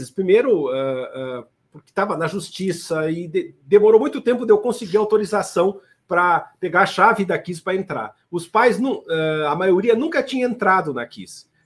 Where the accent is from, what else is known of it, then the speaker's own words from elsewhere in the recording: Santa Maria, Rio Grande do Sul, Brazil; me formei em Santa Maria, me criei em Santa Maria